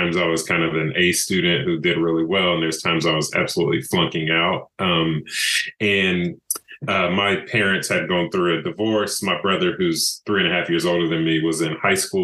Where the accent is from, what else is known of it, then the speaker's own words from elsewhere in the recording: Brevard, North Carolina, United States; also born or lived in Greensboro, North Carolina / Purdue University, Indiana; I'm from Western North Carolina, a small town called Brevard